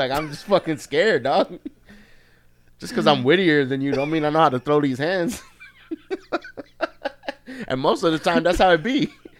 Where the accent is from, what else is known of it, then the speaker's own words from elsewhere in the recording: New York City, New York, United States; moved away; also born or lived in Miami, Florida; I grew up, you know, in Queens, in New York, and where I grew up in Queens is Flushing.